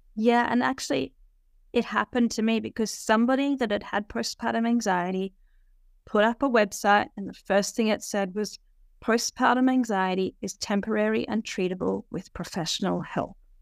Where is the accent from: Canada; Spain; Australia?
Australia; I'm an Aussie